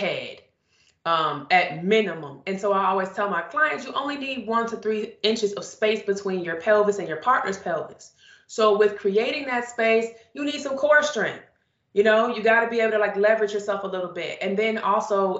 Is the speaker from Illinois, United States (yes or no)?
yes; Chicago, Illinois, United States; I grew up, I'm from Chicago.